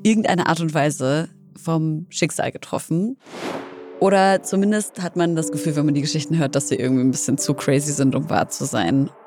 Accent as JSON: {"language": "German", "town": "Leipzig", "region": "Saxony", "country": "Germany", "tie": "born or raised there", "also_born_or_lived": "Syria", "said": "Ich bin in Leipzig gewonnen, aufgewachsen, komme ursprünglich aus Syrien"}